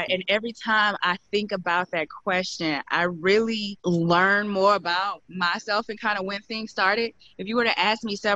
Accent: Midwest, United States; My dad was a big barbecue griller. I'm from the Midwest, and so he grilled all the time.

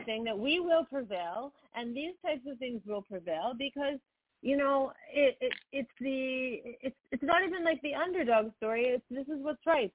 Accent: United States; we're both American born and American raised

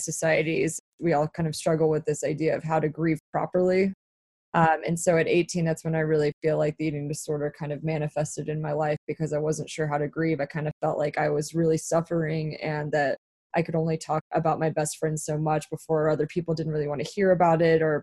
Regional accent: Dallas, Texas, United States; moved away as an adult; also born or lived in New York; I was back at home. I'm from Dallas, Texas.

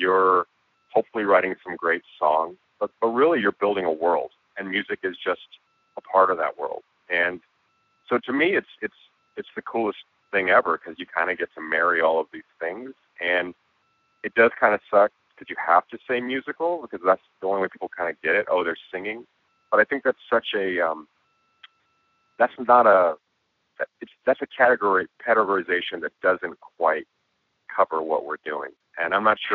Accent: Santa Ana, California, United States; I grew up in Santa Ana, which I know now has become this sort of like weird little artsy town

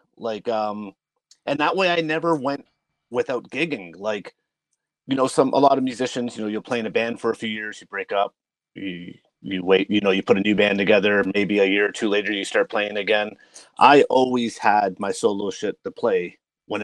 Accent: York Region, Ontario, Canada; moved away; York region.

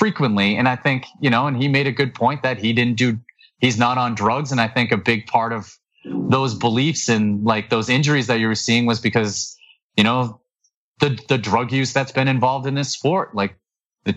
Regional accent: New England, United States; I'm from New England

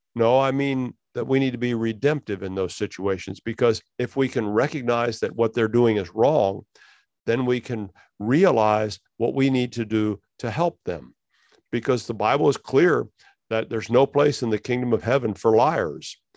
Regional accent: United States; we as American Christians

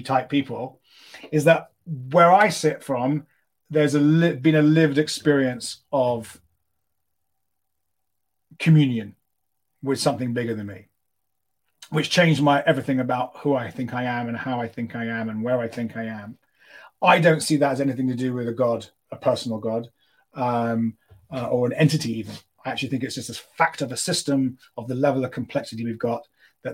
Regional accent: London, United Kingdom; moved away as an adult; now in Los Angeles, United States; I grew up in London, which is probably the most secular city you could imagine living

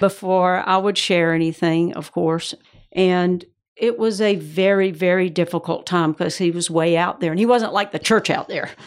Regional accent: Georgia, United States; accent: Georgia; moved away as an adult; also born or lived in Atlanta / Raleigh / Orlando / Johnson City, Tennessee; now in West Palm Beach, United States; I am from Georgia originally, so that's the accent

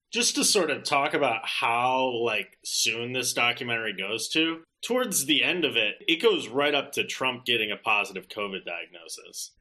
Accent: Wisconsin, United States; Wisconsin, my home state

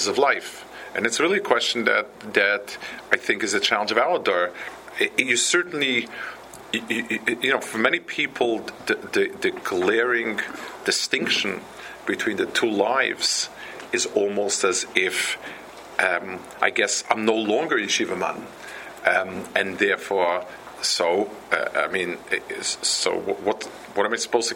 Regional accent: New York City, New York, United States; also born or lived in Lakewood, New Jersey; Where I grew up on the Lower East Side, there was a Chassidish Rebbe

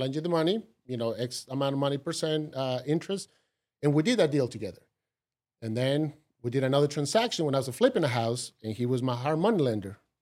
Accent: Costa Rica; English is a second language; moved away as an adult; now in United States; growing up in Costa Rica

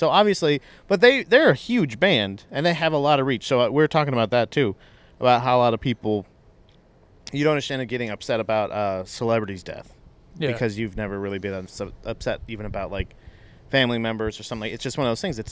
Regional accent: Florida, United States; I growing up in Florida

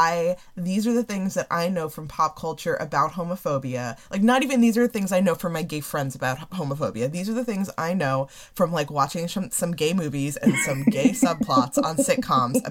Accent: Northeast, United States; I've always lived in the Northeast.

